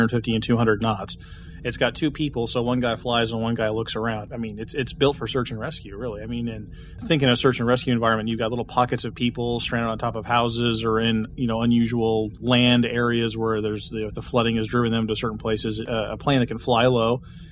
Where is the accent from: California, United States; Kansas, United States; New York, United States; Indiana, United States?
Kansas, United States; here in my home state of Kansas